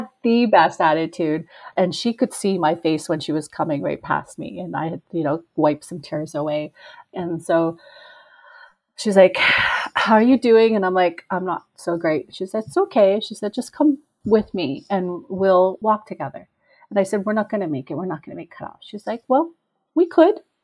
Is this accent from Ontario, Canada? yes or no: no; Peace River, Alberta, Canada; now in Edmonton, Canada; my hometown in Peace River